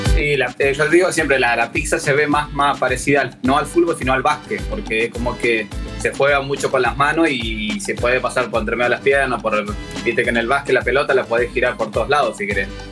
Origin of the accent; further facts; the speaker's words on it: Argentina; fuimos elegidos como único argentino y primer latinoamericano